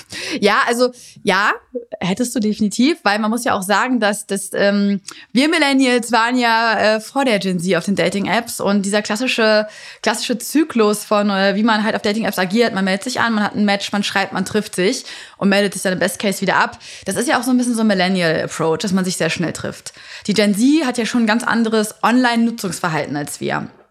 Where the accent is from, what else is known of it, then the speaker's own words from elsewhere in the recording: Hanover, Lower Saxony, Germany; ich komme aus Hannover